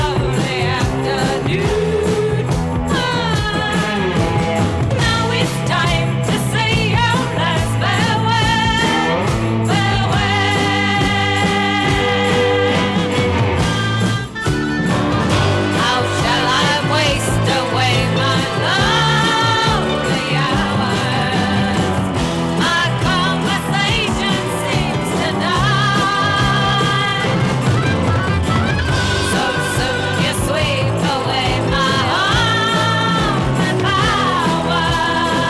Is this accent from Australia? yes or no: yes; Australia; Being Australian